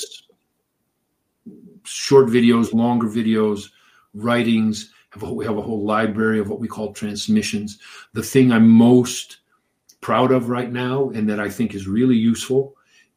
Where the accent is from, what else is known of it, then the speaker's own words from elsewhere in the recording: Detroit, Michigan, United States; I grew up in Detroit